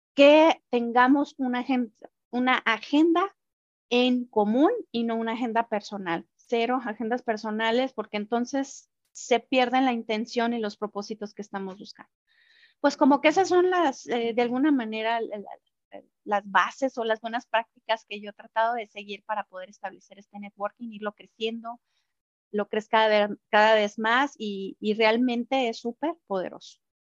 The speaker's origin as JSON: {"language": "Spanish", "country": "Mexico", "said": "como mexicanos"}